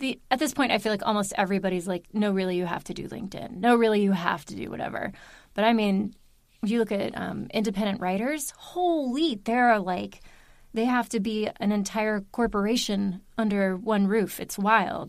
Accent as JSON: {"language": "English", "town": "Baltimore", "region": "Maryland", "country": "United States", "also_born_or_lived": "Union City, New Jersey", "moved": "as an adult", "lives_now": "New Jersey, United States", "said": "I live here. I am from Maryland"}